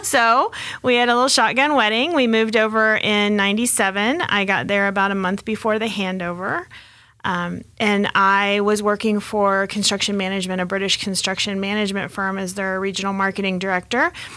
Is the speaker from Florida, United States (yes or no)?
no; Texas, United States; also born or lived in Hong Kong; now in Colorado, United States; I am originally from Texas, but I've been in Colorado since '93